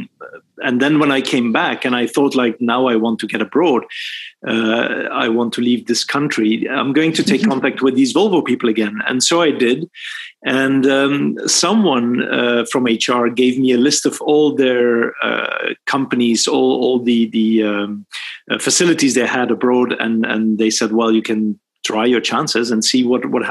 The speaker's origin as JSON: {"language": "English", "country": "Belgium", "tie": "born or raised there", "also_born_or_lived": "Sweden", "moved": "as an adult", "said": "I was raised in Belgium, born and raised in Belgium."}